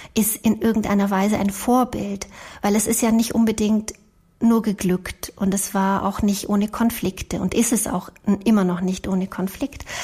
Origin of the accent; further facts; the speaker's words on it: Banat, Romania; also born or lived in Transylvania, Romania; now in Germany; Geboren bin ich in Siebenbürgen und aufgewachsen im Banat und seit 1985 in Deutschland